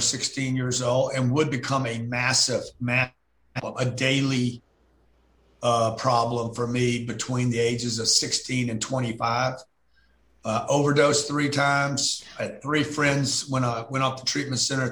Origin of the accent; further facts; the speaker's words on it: Lake Charles, Louisiana, United States; I grew up in Lake Charles when I was 10 years old.